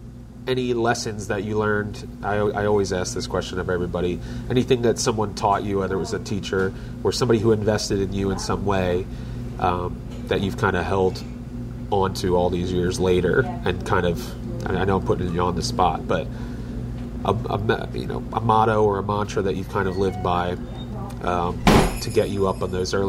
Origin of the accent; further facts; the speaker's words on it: Philadelphia, Pennsylvania, United States; moved away as an adult; also born or lived in North Penn area, Pennsylvania; now in Royersford, United States; grew up in Philadelphia, lived in the North Penn area for 10 years